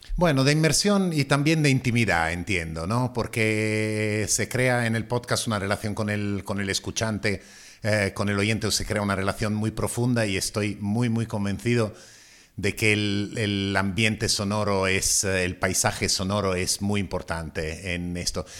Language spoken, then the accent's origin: Spanish; Italy; accent: Italian; Spanish is a second language; now in Madrid, Spain; madrileño desde hace 30 años, pero aún con acento italiano.